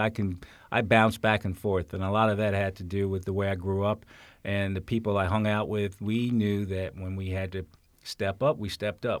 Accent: New York City, New York, United States; also born or lived in Essex County, New Jersey / Maryland / James City County, Virginia; now in Fairfax County, United States; I grew up in New York City, uh, lived in New Jersey

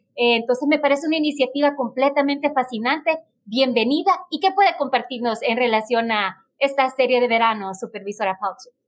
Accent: Honduras; now in United States; yo soy de Honduras, orgullosamente catracha

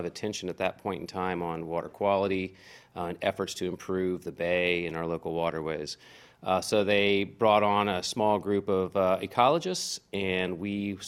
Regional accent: Manassas, Virginia, United States; Manassas. Okay. Yeah, so I'm kind of lived overseas a couple times, a few years, but yeah, this is pretty much my childhood home.

